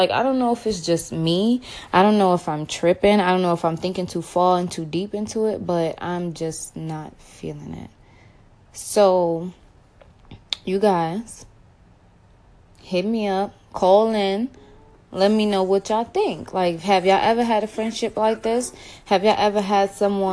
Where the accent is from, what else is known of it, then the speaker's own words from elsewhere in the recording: New York City, New York, United States; moved away as an adult; also born or lived in North Carolina; I have, like, relocated from my hometown, which is New York City